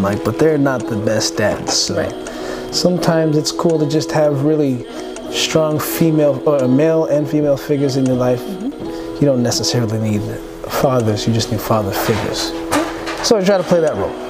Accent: Toronto, Ontario, Canada; I grew up in Scarborough mm -hmm. to a Seventh-day Adventist immigrant Filipino mother

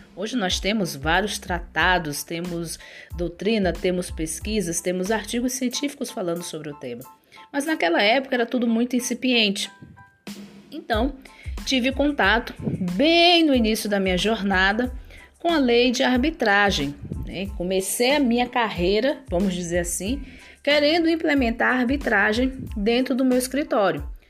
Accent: São Luís, Maranhão, Brazil; moved away as an adult; now in Brasília, Brazil; eu sou maranhense, nascida em São Luís do Maranhão

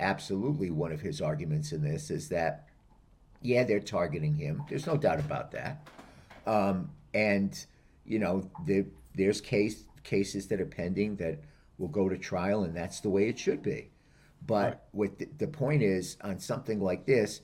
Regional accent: Rhode Island, United States; I'm from Rhode Island

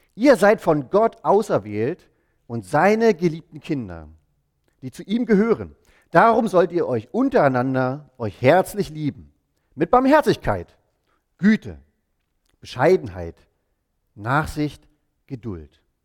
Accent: East Germany, Germany; moved away as an adult; wir sind, meine Frau und ich, wir sind zusammen in Ostdeutschland aufgewachsen

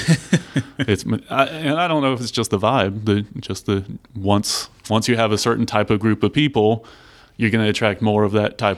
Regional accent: Richardson, Texas, United States; I'm from Richardson

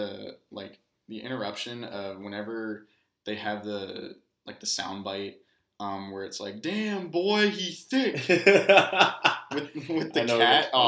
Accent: Katy, Texas, United States; also born or lived in College Station, Texas; growing up in Katy

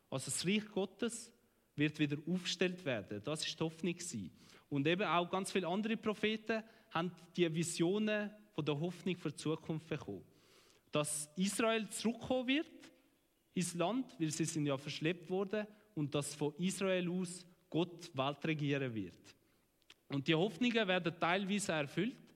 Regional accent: Switzerland; Sie wollen eigene Gärtli. In dem sind wir Schweizer auch recht gut.

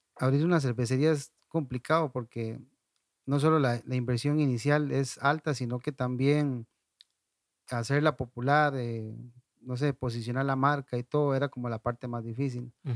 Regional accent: Ciudad Quesada, Alajuela, Costa Rica; moved away as an adult; now in La Fortuna, Costa Rica; originalmente soy de Ciudad Quesada, tengo, no sé, como 18 años de estar por acá en, La Fortuna

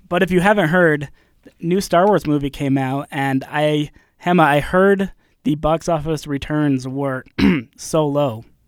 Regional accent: Utah, United States; I grew up in Utah, grew up in the L D S Church

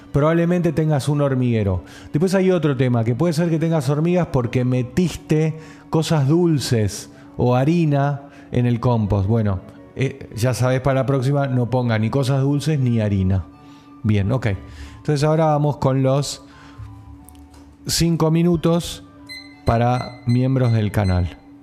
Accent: General Pacheco, Buenos Aires Province, Argentina; Yo soy de Pacheco.

